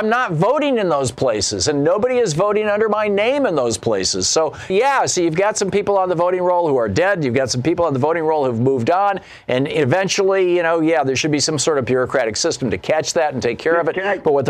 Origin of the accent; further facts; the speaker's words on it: Michigan, United States; also born or lived in New Hampshire / Georgia / Vermont / Washington, D.C.; now in Oregon, United States; I have lived in and voted in Michigan. I grew up in Michigan. From there, Louise and I moved to New Hampshire. From there, we moved to Georgia. From there, we moved to Vermont. From there, we moved to Oregon. Then we moved to Washington, D.C., and now we're back in Oregon.